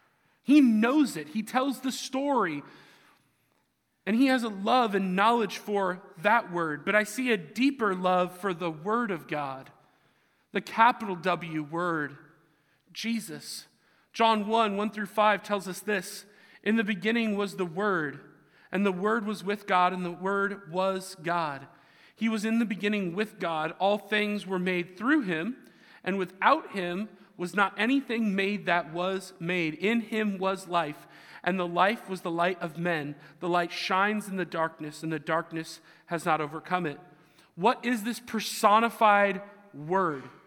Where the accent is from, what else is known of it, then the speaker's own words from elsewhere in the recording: Seattle, Washington, United States; I'm from the Seattle area